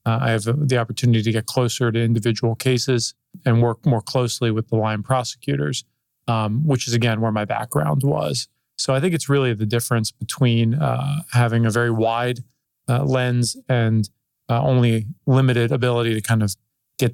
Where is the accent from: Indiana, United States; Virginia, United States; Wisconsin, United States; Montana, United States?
Virginia, United States; Northern; also born or lived in Washington, D.C. area; I grew up in Virginia, in the Northern Virginia area, and I've lived in the Washington, D.C. area most of my life.